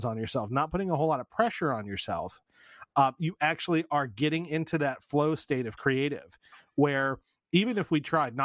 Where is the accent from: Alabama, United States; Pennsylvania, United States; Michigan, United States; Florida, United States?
Pennsylvania, United States; We're from Pennsylvania